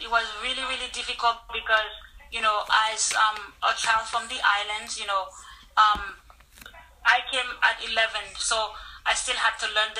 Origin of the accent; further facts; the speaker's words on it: New Jersey, United States; Then growing up in New Jersey, white Americans have a lot of prejudice, so they give you a hard time.